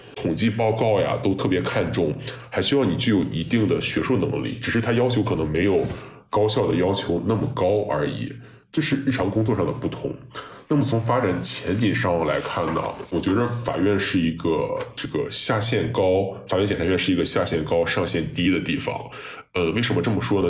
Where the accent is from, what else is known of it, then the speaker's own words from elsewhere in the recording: Shandong, China; moved away as an adult; also born or lived in United Kingdom; now in Beijing, China; 从我们山东人角度来讲